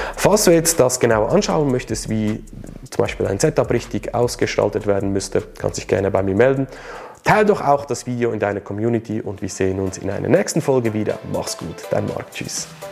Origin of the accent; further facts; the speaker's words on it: Switzerland; Für mich als Schweizer